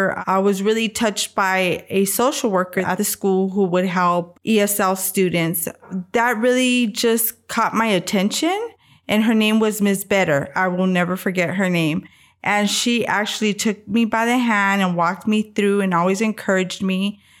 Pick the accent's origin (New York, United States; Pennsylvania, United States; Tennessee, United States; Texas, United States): Texas, United States; San Antonio; I am 49 years old. I am from San Antonio, Texas